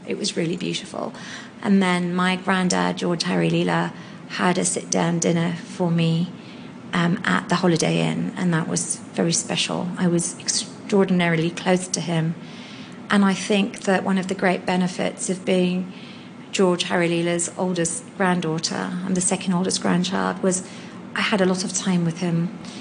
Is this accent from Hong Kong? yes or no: yes; Hong Kong; I was born and raised in Hong Kong in 1972